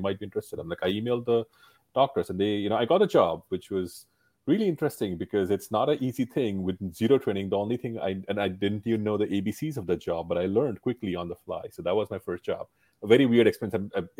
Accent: India; moved away as an adult; now in United States; I grew up in India, we don't really as kids, we were not pushed to have jobs. Like our focus only on studies. So my first job was when I came to the US

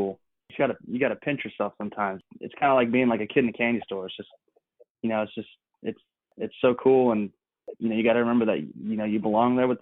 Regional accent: California, United States; moved away; also born or lived in North Carolina; I'm from California, and so, you know, growing up, baseball was always within my family

